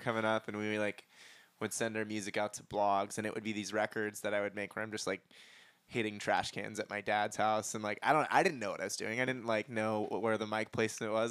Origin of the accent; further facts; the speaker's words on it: San Diego, California, United States; moved away as an adult; now in Los Angeles, United States; I'm from San Diego, but I've been in L A for the last six years.